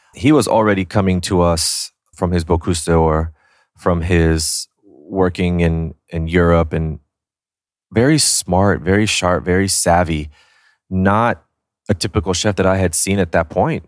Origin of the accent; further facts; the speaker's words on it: San Antonio, Texas, United States; also born or lived in New York City; now in Austin, United States; I was born and raised in San Antonio. I lived there 18 years